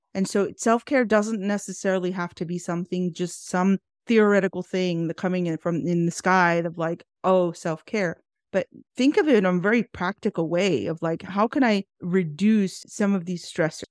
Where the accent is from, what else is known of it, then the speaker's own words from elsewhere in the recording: Houston, Texas, United States; I am born and raised in Houston, Texas